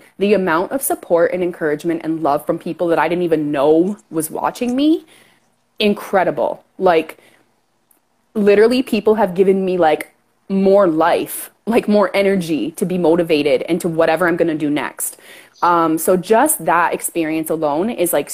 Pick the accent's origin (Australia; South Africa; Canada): Canada; accent: Canadian; I'm Canadian for sure